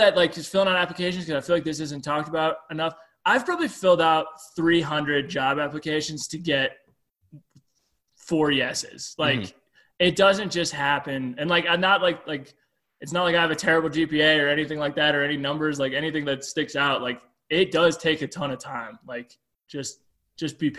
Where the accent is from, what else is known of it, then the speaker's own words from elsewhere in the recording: Steamboat Springs, Colorado, United States; moved away; also born or lived in Nebraska; Steamboat Springs, Colorado, which is like my favorite day and my favorite time to be in my hometown